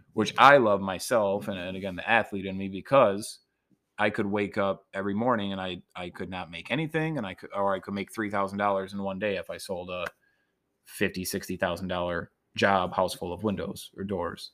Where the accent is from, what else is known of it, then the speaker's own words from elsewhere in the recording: Niles, Michigan, United States; also born or lived in Grand Rapids / Los Angeles; my small hometown of Niles